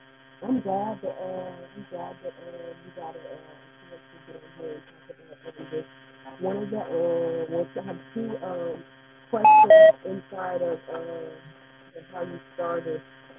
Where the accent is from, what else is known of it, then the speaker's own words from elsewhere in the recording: California, United States; I mean, I'm Californian